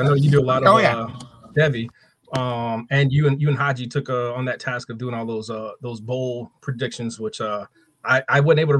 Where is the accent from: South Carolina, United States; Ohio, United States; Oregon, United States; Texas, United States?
Texas, United States; I'm from Texas.